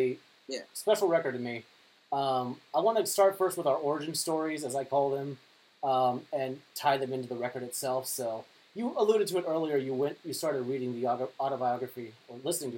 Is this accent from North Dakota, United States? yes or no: yes; North Dakota, United States; I grew up in North Dakota